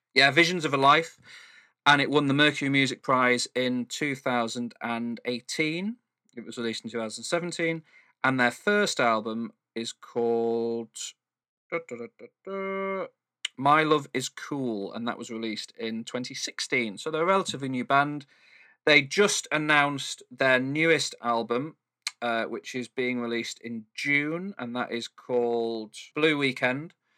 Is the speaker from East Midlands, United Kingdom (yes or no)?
no; Manchester, North West England, United Kingdom; I'm from Manchester